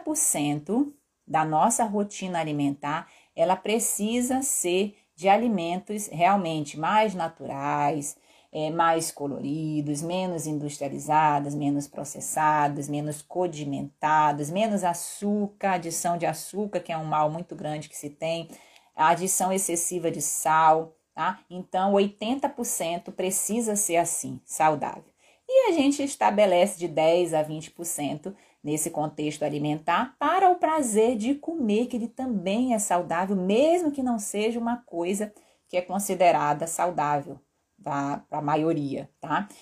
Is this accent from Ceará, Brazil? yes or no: no; Belém, Pará, Brazil; moved away; em Belém, que era onde eu morava e sou paraense